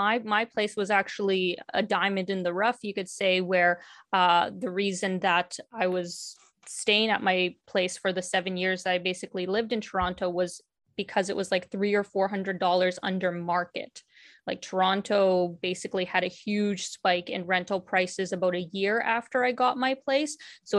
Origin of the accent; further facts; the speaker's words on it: Ukraine; born there; not only because I was born in Ukraine and speak Russian.